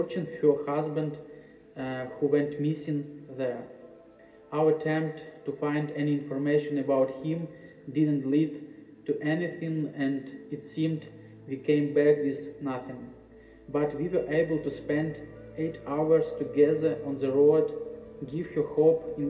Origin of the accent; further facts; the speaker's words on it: Ukraine; we are recording this from Ukraine.